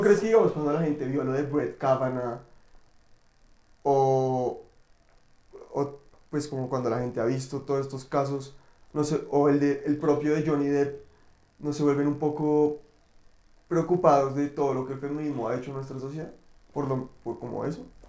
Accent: Colombia; como sociedad colombiana

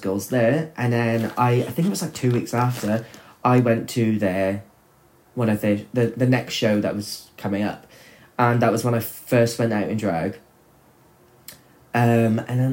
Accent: Chepstow, Wales, United Kingdom; it was my hometown that you came and performed

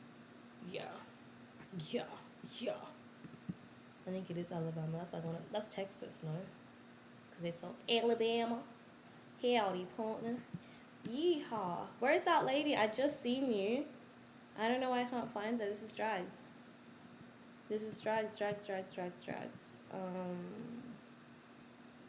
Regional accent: Australia; also born or lived in South Sudan; I'm Australian, yeah. I was born here, yeah. My mom and dad were born here

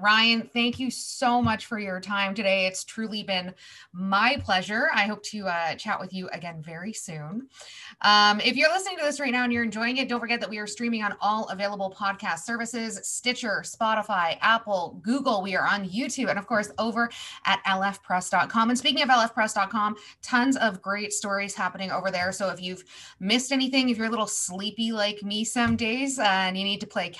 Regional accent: London, Ontario, Canada; living in London, being a Londoner

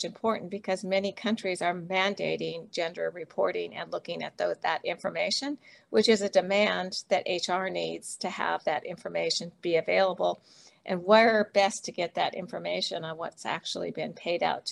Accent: United States; my home country of the US

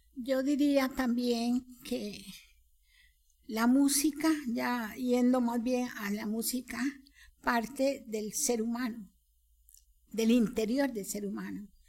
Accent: Costa Rica; como costarricenses, criollos

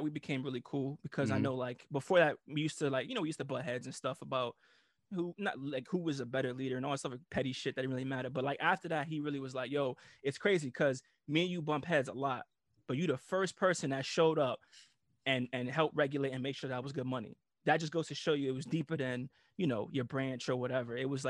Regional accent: Italy; moved away; Cause I came from Italy, so I had like my little Euro, you know, my little mullet and shit.

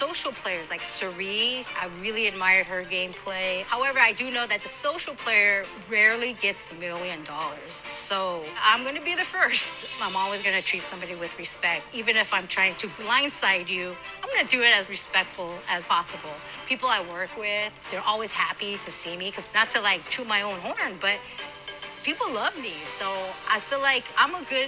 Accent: Los Angeles, California, United States; I am 46 years old, and I work at a grocery store. I grew up in Los Angeles, California.

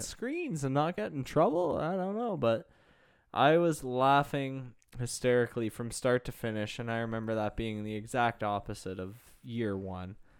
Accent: Pickering, Ontario, Canada; the old one in Pickering, my hometown

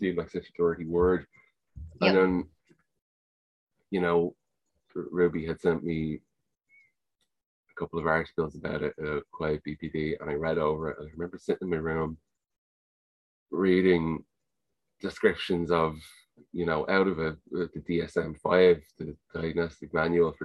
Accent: Ireland; accent: Irish; Like, obviously here in Ireland, mm-hmm. if you can't tell from my accent, that's where I am

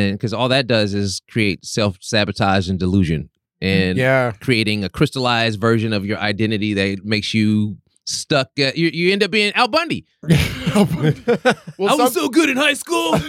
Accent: Los Angeles, California, United States; I'm from South Central Los Angeles

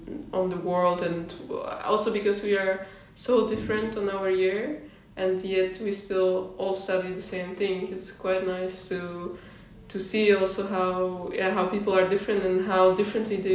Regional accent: Poznań, Greater Poland, Poland; moved away as an adult; also born or lived in London; now in Netherlands; I'm originally from Poland, the city of Poznan.

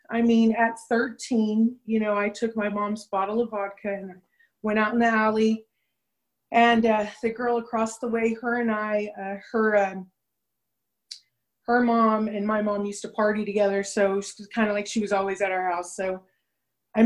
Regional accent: Los Angeles, California, United States; I grew up in Venice Beach, California.

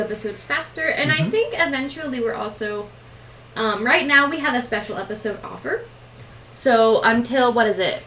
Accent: Washington, United States; we're from Washington

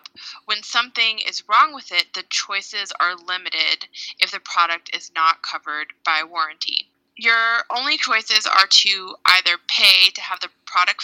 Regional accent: Hawaii, United States; moved away; also born or lived in Oregon; I'm originally from Hawaii

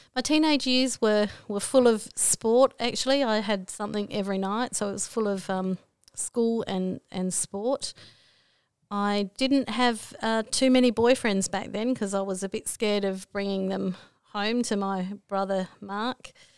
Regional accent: Broken Hill, New South Wales, Australia; also born or lived in Port Augusta, South Australia; I come from Broken Hill

